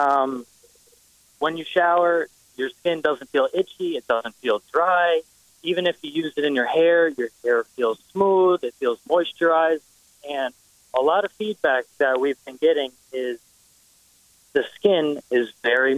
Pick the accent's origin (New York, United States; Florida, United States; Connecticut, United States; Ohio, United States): Connecticut, United States; Stamford; I'm 24 years old. I'm from Stamford, Connecticut.